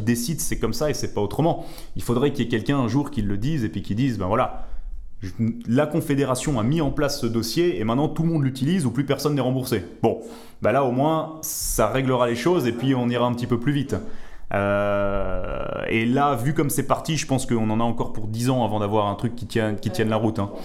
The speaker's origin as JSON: {"language": "French", "country": "Switzerland", "said": "chez nous en Suisse"}